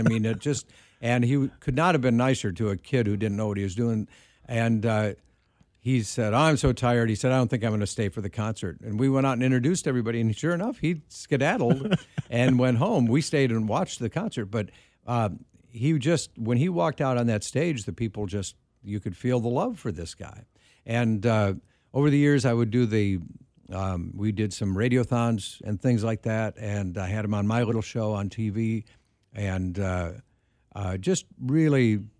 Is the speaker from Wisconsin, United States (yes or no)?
yes; Wisconsin, United States; I grew up in Wisconsin.